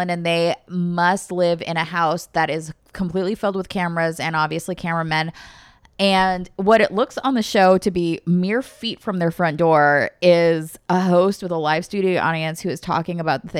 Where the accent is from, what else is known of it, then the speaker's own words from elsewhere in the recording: North East England, United Kingdom; I want everyone to know that I'm a Geordie.